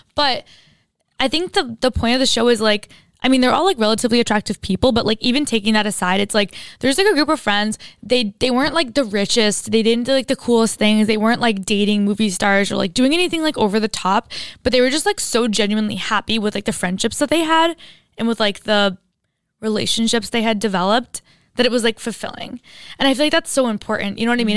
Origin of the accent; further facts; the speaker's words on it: Istanbul, Turkey; moved away; I grew up in Istanbul in Turkey and I went to an international school